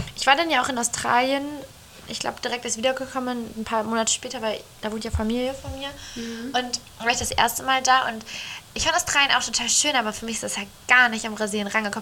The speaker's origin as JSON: {"language": "German", "region": "Northern Germany", "country": "Germany", "tie": "born or raised there", "said": "wir sind ja beide jetzt im Norden groß geworden."}